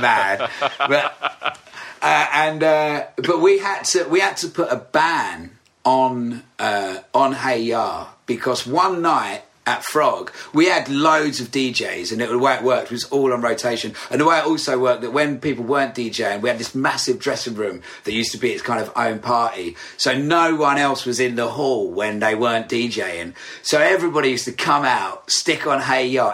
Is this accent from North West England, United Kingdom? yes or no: no; Essex, East of England, United Kingdom; moved away as an adult; also born or lived in Braintree / Rayne; we grew up in Essex. We moved down to London for the band, basically.